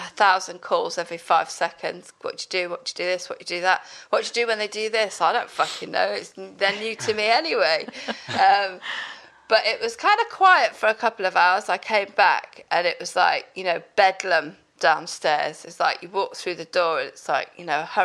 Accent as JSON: {"language": "English", "area": "Pembrokeshire", "region": "South West Wales", "country": "United Kingdom", "moved": "as an adult", "said": "I come from Pembrokeshire in South West Wales"}